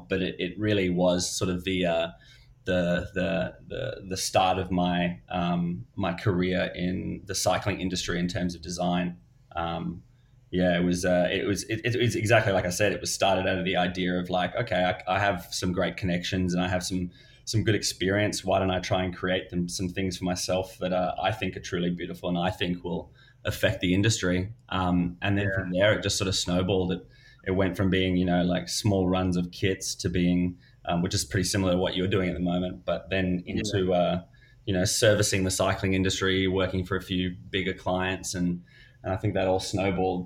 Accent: South Africa; also born or lived in Melbourne, Australia / Queensland, Australia; now in United States; I'm Australian. I'm originally South African, but I guess I was born in South Africa, moved to Australia

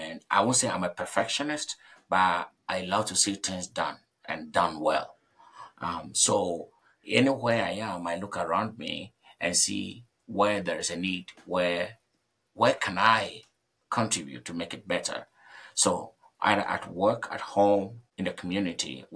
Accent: Ghana; moved away as an adult; I'm coming from Ghana, and I know how our society works.

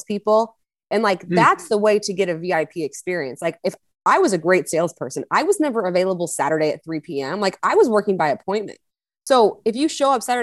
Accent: Missouri, United States; I'm born and raised in Missouri

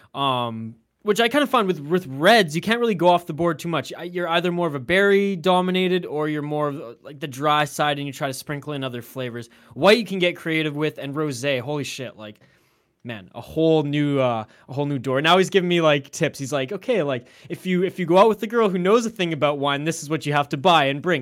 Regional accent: Canada; being Canadian

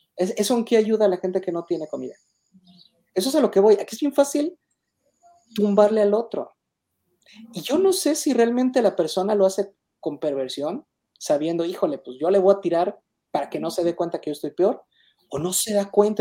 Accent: Mexico; Yo no me resigno a ser mexicano porque pues, nací en México, soy mexicano.

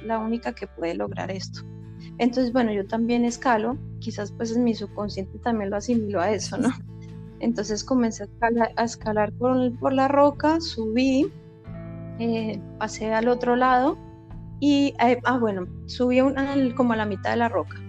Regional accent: Bogotá, Colombia; moved away; yo soy de Bogotá

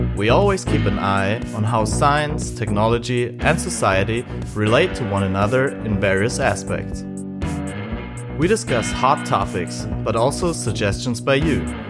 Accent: Bavaria, Germany; I'm also from Bavaria

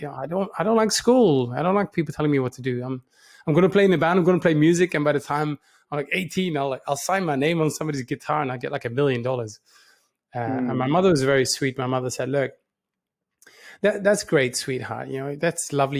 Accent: Netherlands; moved away as an adult; It started in a small town in the Netherlands in 1977. I was born in the Netherlands. I'm full-time Dutch.

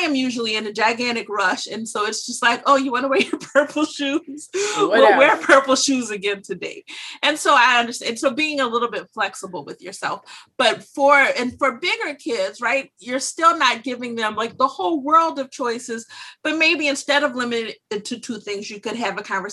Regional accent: Louisiana, United States; moved away as an adult; now in Pennsylvania, United States; I'm from Louisiana

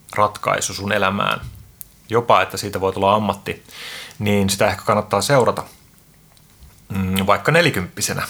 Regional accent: Helsinki, Uusimaa, Finland; mun tausta on se, että mä oon Itä-Pasilasta, eli siis Suomen Bronxista

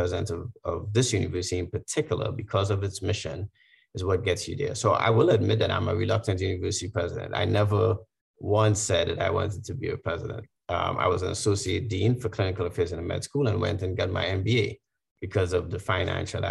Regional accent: Trinidad & Tobago; moved away as an adult; also born or lived in Washington, D.C., United States; now in United States; my growing up in Trinidad

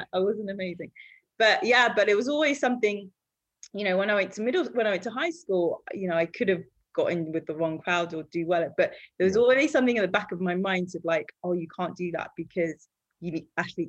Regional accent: Harrow, London, United Kingdom; also born or lived in Nigeria; when I came back from Nigeria, when I was about six or something, I went to school in Harrow

